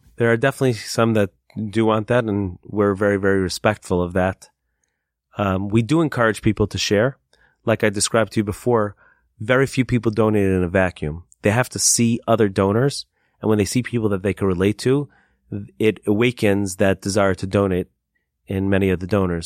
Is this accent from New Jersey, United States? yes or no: yes; Lakewood, New Jersey, United States; moved away; my hometown of Lakewood. I used to live in a town called Lakewood in New Jersey.